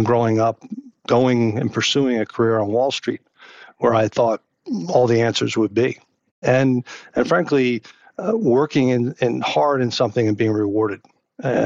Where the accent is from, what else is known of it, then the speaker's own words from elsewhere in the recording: New Jersey, United States; growing up in the East Coast and in New Jersey and being close to New York City